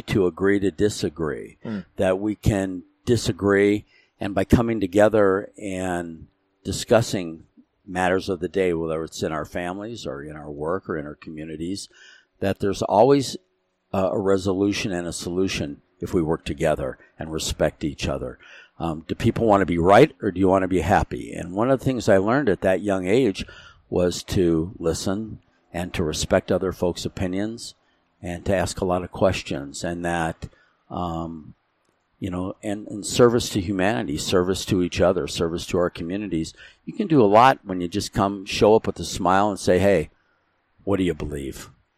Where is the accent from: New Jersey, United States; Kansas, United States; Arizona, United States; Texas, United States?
Arizona, United States; also born or lived in Modesto, California / San Jose, California; I was born in Modesto, California, San Joaquin Valley. When I was two, we moved to San Jose, just southern San Francisco area, until I was seven. And my mother, suffering from rheumatoid arthritis, and the doctor suggested we move to a drier, warmer climate. So we moved to Arizona.